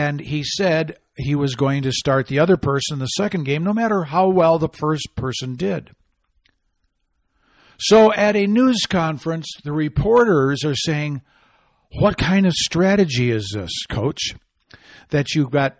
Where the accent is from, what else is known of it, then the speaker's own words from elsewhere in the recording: Michigan, United States; now in Arizona, United States; I hail from Michigan